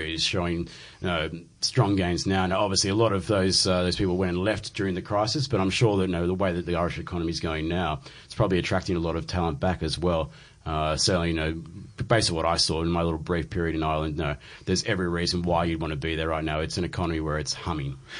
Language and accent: English; Sydney, New South Wales, Australia; someone who's been born and raised in Sydney, where everything seems to be very expensive